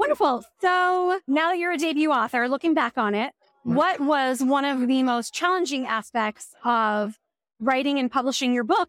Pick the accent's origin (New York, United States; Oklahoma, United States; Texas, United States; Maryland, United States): Maryland, United States; Silver Spring; I'm from Silver Spring, Maryland.